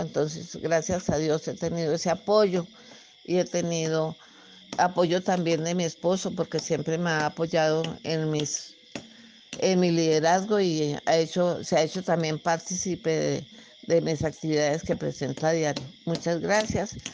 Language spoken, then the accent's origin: Spanish; Anzoátegui, Tolima, Colombia; also born or lived in Venadillo, Tolima; Me regresé a vivir a mi tierra natal, Santa Rita, del municipio de Anzuate y Tolima